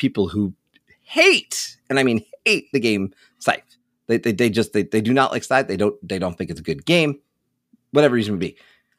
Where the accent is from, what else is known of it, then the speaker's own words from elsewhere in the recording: New York, United States; also born or lived in Scranton; I'm originally from New York though. If you ask me, I'm a New Yorker. I'm from New York State, born in and around the New York City metro area.